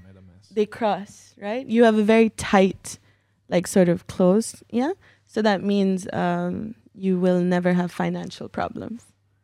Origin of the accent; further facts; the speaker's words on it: Pakistan; born there; I was born in Pakistan.